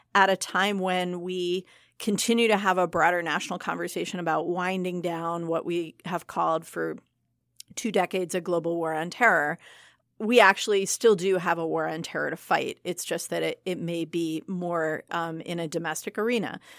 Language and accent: English; Michigan, United States; I am from Michigan